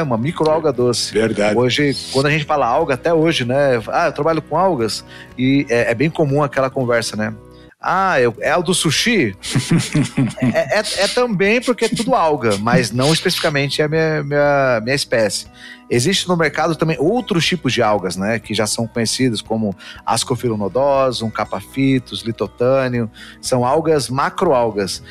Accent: Dourados, Mato Grosso do Sul, Brazil; nasci no Mato Grosso do Sul, interior do Mato Grosso do Sul, então interior do interior, lá em Dourados

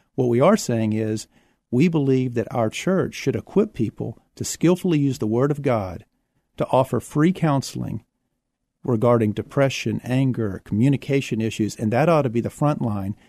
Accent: Houston, Texas, United States; also born or lived in San Marcos, Texas; now in San Antonio, United States; I was born in Houston.

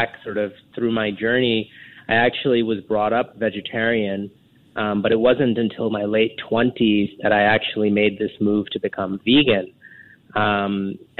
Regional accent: New York City, New York, United States; moved away as an adult; now in Singapore; I grew up in New York City

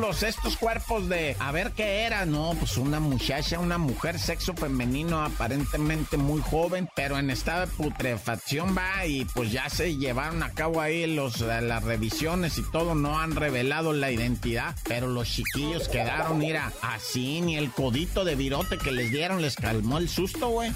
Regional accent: Oaxaca, Mexico; yo como oaxaqueño

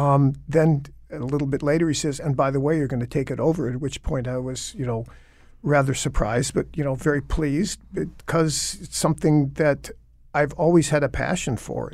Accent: Michigan, United States; and I grew up in Michigan where there's plenty of water

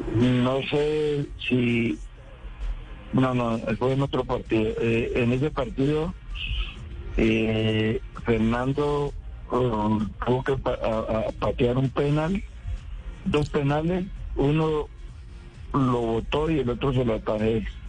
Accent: Puerto Tejada, Cauca, Colombia; Estoy en Puerto Tejada. Yo vivo en mi pueblo

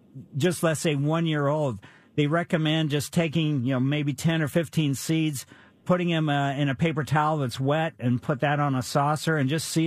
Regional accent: Ellisville, United States; we had junipers in front of our house when I was growing up in Ellisville, and we had bagworms

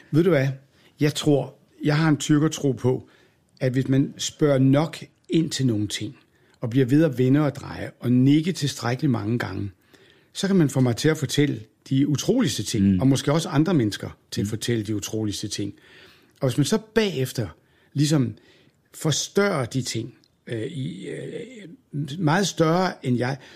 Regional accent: Aalborg, North Denmark Region, Denmark; born there; jeg var født i Jomfru Anegade i Aalborg, af alle gader.

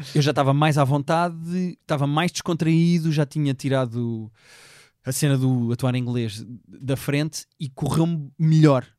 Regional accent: Portugal; eu sou português

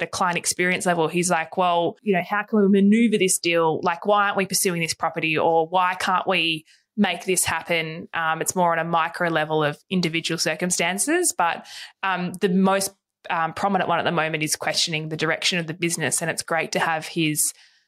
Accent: Hobart, Tasmania, Australia; now in Melbourne, Australia; we grew up in Tassie. We're from Tassie.

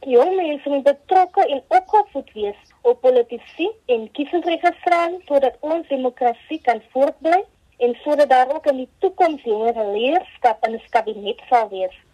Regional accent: South Africa

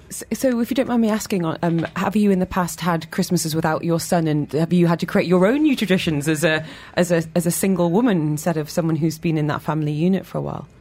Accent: Newcastle upon Tyne, North East England, United Kingdom; now in London, United Kingdom; to Newcastle where I'm from

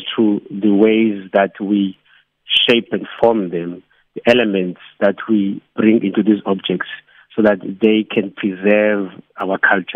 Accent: Eastern Cape, South Africa; now in Cape Town, South Africa; we're all from the Eastern Cape

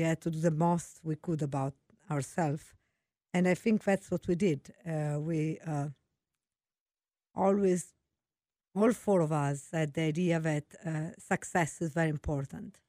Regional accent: Venice, Veneto, Italy; English is a second language; moved away as an adult; also born or lived in Florence; now in United States; I'm from Italy. I was born in Florence. I grew up in Venice, such a beautiful city in Italy

